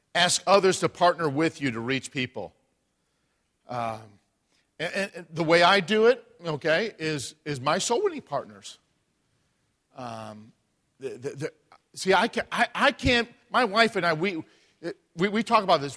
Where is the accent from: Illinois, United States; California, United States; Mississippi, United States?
Illinois, United States; Chicago; moved away; I'm from Chicago